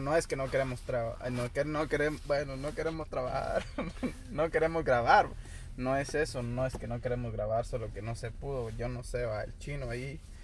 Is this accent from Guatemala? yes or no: yes; Guatemala; now in United States; yo soy guatemalteco de nacimiento, entonces ahí sí que nuestros papás, bueno, mis papás nos trajeron